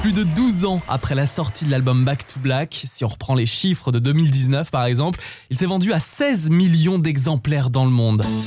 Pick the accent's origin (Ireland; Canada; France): France; chez nous en France